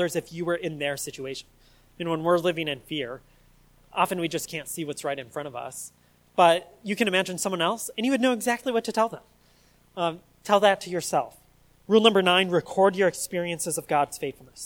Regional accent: United States; us Americans

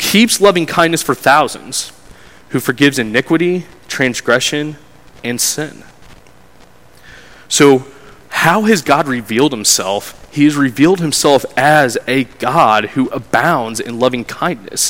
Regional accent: United States; as being an American citizen

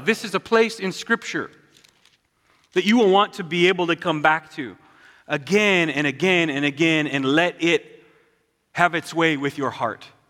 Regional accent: Southwest Montana, United States; I'm from Southwest Montana

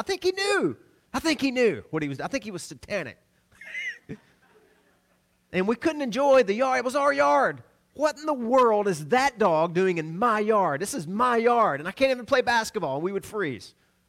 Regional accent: the South, United States; we grew up in the South down a gravel road, and there were Doberman pinchers everywhere.

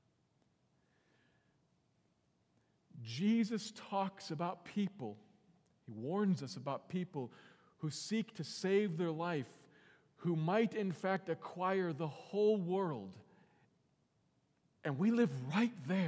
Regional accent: United States; I'm thankful that I'm an American. And I'm thankful for the fact that this is the world in which I was born and I have grown up

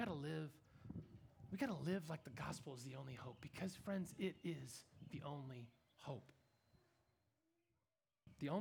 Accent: Kansas, United States; I'm from Kansas

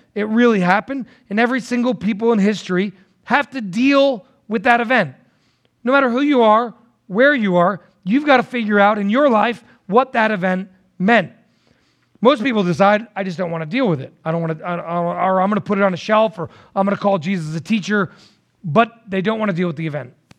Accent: New Jersey, United States; now in Tennessee, United States; I'm originally from New Jersey

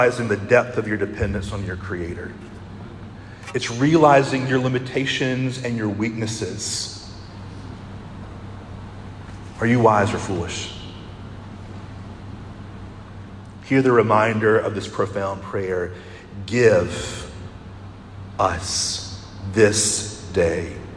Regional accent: Conway, United States; I grew up in Conway

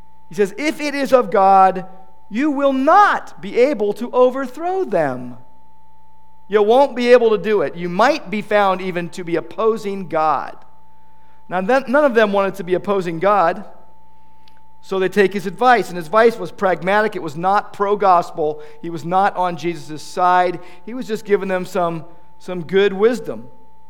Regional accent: United States; we as American Christians

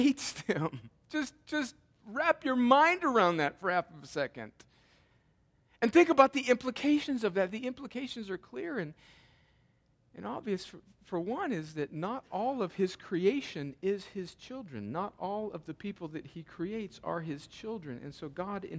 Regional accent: United States; growing up in America

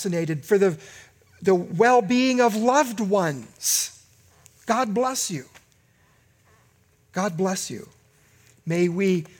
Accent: United States; in my lifetime as an American

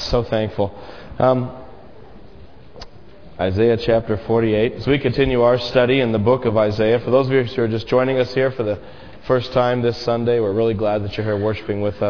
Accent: United States; American Christians

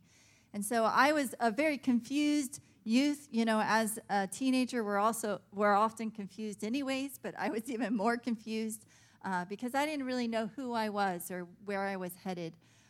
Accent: South Korea; also born or lived in Illinois, United States; I was born in Illinois. My parents are from the Midwest, Illinois and Indiana. But I actually moved to South Korea when I was around 2 years old. My parents were missionaries with our denomination. And so I grew up in South Korea

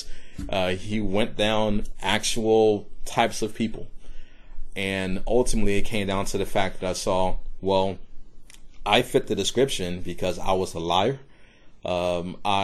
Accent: Decatur, Georgia, United States; also born or lived in Brooklyn, New York; now in Charleston, United States; I was born in Brooklyn, New York, so in the middle of New York City. So this was mid-80s. And my family moved to a suburb of Atlanta, Georgia

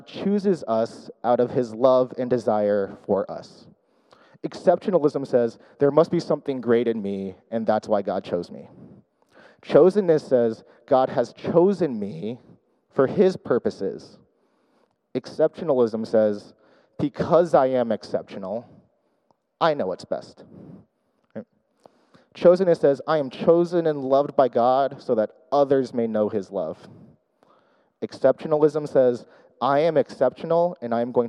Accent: Orange County, California, United States; first language English; also born or lived in Chicago; I grew up in Orange County, so kind of local to here

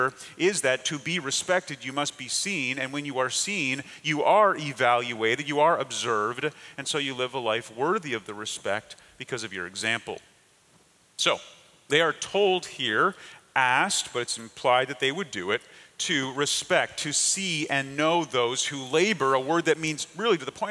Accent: Canada; moved away; I grew up in Canada

